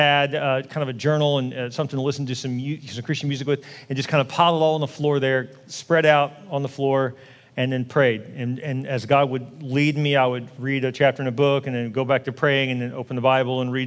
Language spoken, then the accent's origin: English; Houston, Texas, United States; also born or lived in Dallas; I'm from Houston